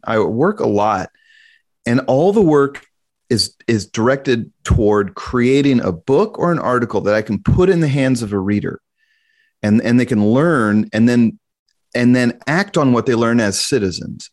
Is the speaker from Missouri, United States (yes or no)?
yes; Kansas City, Missouri, United States; born and raised in Kansas City